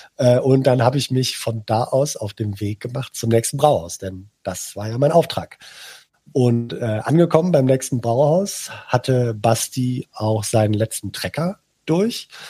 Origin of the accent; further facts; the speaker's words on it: Cologne, North Rhine-Westphalia, Germany; als gebürtiger Kölner